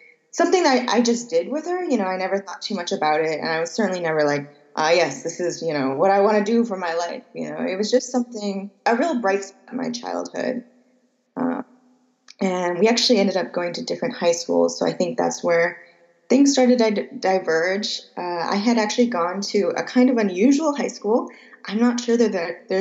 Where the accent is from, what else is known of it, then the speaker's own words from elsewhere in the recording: about an hour west of Chicago, Illinois, United States; I grew up in Illinois, about an hour west of Chicago